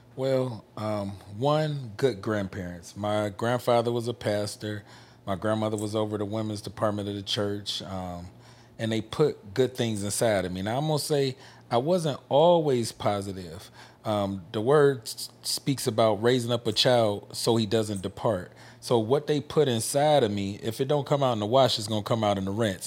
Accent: Memphis, Tennessee, United States; We come from Memphis, Tennessee

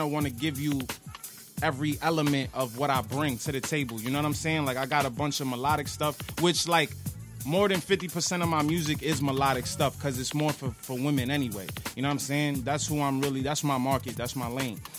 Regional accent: New York, United States; I'm from New York

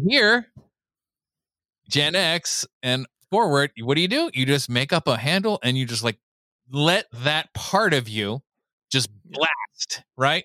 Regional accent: Southern California, United States; growing up in Southern California

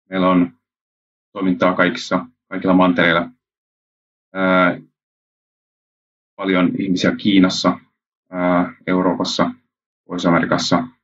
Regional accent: Japan; Synnyin Japanissa ja olen koko lapsuuteni käytännössä asunut siellä ja vanhemmat olivat lähetystyössä siellä

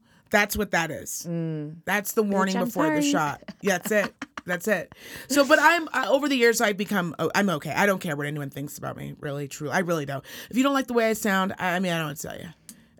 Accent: Reno, Nevada, United States; accent: Valley Girl

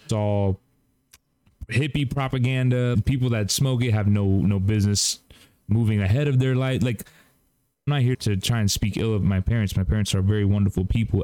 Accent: Cuba; I'm Cuban

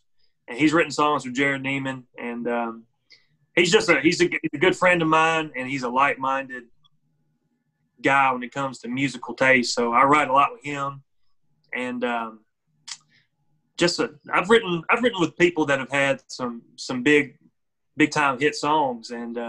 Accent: Possum Trot, Tennessee, United States; I could tell them, oh, I'm an hour south of Nashville, or I could tell them I'm from Possum Trot, Tennessee.

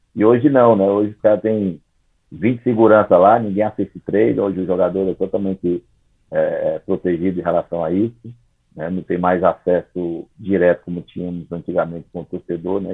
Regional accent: Fortaleza, Ceará, Brazil; eu sou de Fortaleza, né? Eu sou de um bairro chamado Conjunto Ceará. Sou nascido e criado nesse bairro.

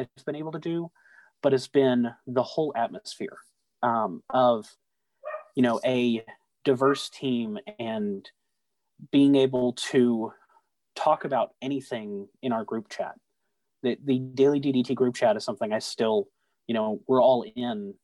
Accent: Southeast Texas, United States; growing up in Southeast Texas

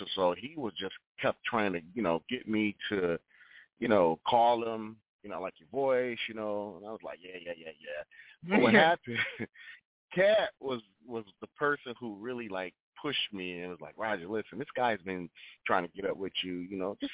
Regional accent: Rochester, New York, United States; now in Atlanta, United States; I'm originally from Rochester, New York, and my sister and I, we used to sing at different churches throughout the city at the age of 5 and 6 years

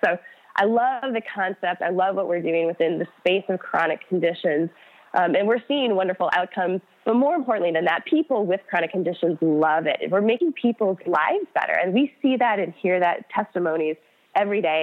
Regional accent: Minnesota, United States; moved away; I grew up in Minnesota.

